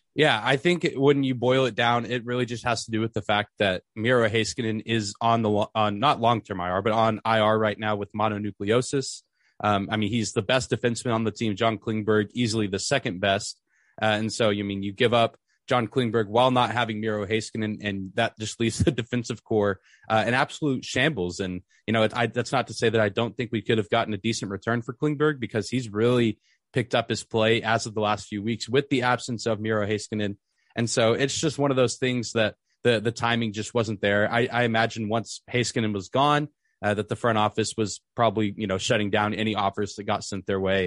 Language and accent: English; Lubbock, Texas, United States; I grew up in Lubbock where Texas Tech is